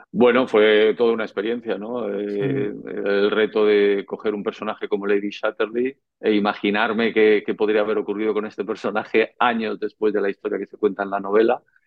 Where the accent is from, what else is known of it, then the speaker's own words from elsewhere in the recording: Madrid, Community of Madrid, Spain; also born or lived in Tenerife; nací en Madrid el 5 de julio de 1968, en el barrio de Carabanchel